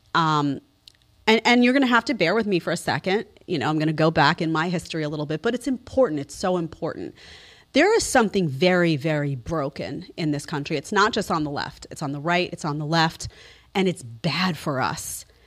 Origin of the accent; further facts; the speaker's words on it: New York City, New York, United States; I grew up in New York City